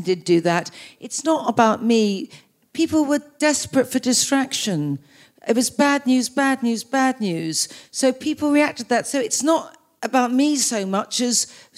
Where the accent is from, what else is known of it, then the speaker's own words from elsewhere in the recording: Australia; being Australian